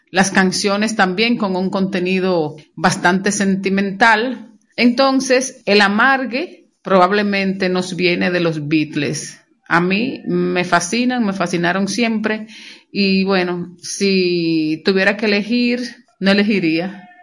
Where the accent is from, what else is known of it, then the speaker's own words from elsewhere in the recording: Monte Plata, Dominican Republic; soy de Monte Plata y que Monte Plata, en la época en que yo crecía, no se cantaba en inglés